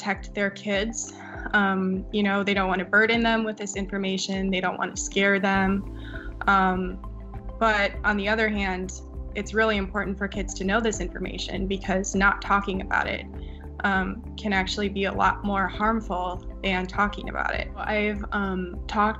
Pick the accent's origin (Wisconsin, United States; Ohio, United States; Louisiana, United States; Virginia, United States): Wisconsin, United States; Eau Claire; moved away; I grew up in Eau Claire, Wisconsin, and that's where I went to undergrad as well.